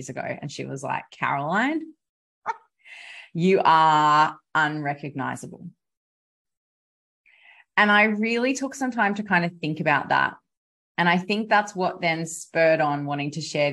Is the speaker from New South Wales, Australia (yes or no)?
yes; South West Rocks, New South Wales, Australia; here in my hometown. Of Southwest Rocks in New South Wales, Australia.